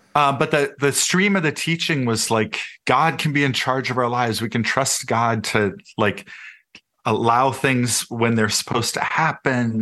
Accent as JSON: {"language": "English", "town": "Minneapolis–Saint Paul", "region": "Minnesota", "country": "United States", "tie": "born or raised there", "said": "I grew up in the Twin Cities"}